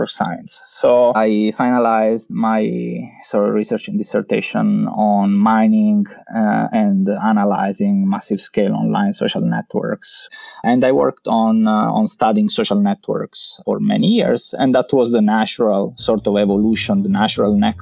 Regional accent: Messina, Sicily, Italy; moved away as an adult; also born or lived in Vienna, Austria / London, United Kingdom; I grew up in Sicily. I studied in the university of my hometown. There was a nice group of computer scientists at the University of Messina

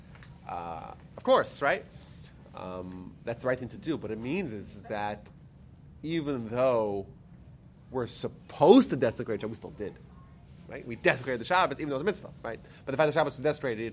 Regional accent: New York, United States; I'm the sixth child in our family. My parents were living in Brooklyn at the time. So it's Friday night in the middle of the winter in Brooklyn, New York

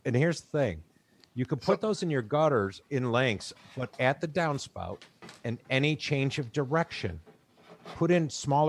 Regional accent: Chicago, Illinois, United States; accent: Chicago; my Chicago accent's going to kick in.

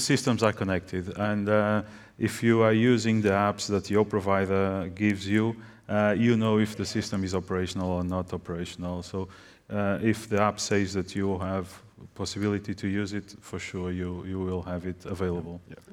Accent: Portugal; I'm coming from Portugal. I represent a Portuguese company

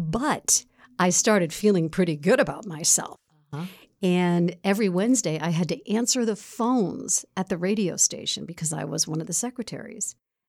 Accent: Bronx, New York, United States; born and raised in the Bronx.

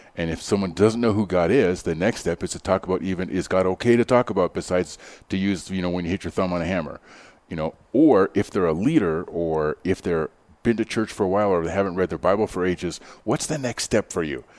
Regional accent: Canada; now in Denver, United States; i grew up in canada

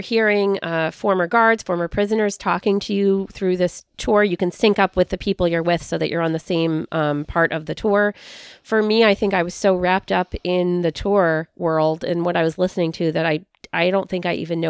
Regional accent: San Francisco, California, United States; I'm originally from the Bay Area of California, so outside of San Francisco.

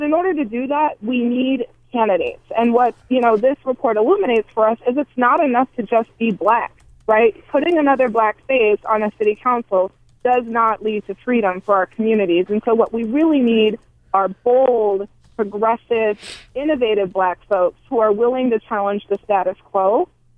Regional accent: Milwaukee, Wisconsin, United States; my hometown of Milwaukee

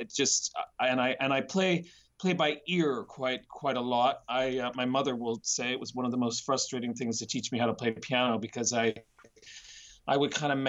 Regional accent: Nova Scotia, Canada; also born or lived in Vancouver; now in London, United Kingdom; I'm originally from a small city in Nova Scotia, Canada, which is on the eastern coast

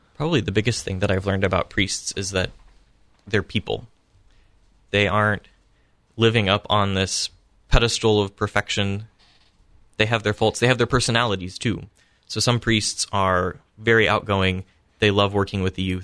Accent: Columbus, Ohio, United States; I grew up in Immaculate Conception Parish in Clintonville here in Columbus

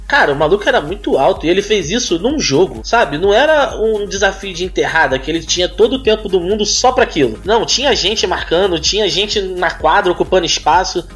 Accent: Brazil; como brasileiro

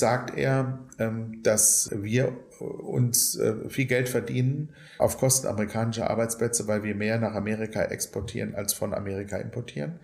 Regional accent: Germany; Ich als Deutscher

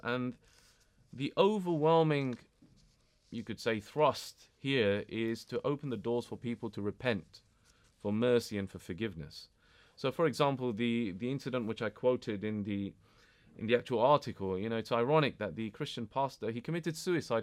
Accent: United Kingdom; I was born and bred here. I'm British.

